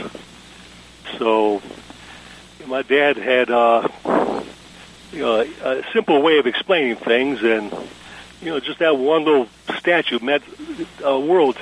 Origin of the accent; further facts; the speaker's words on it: Georgia, United States; also born or lived in Chelsea, Michigan; my family moved here in 1954